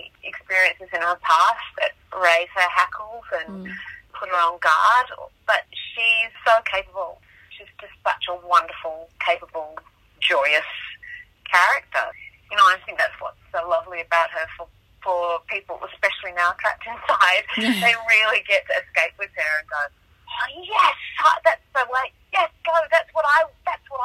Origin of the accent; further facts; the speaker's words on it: Tasmania, Australia; I grew up in Tasmania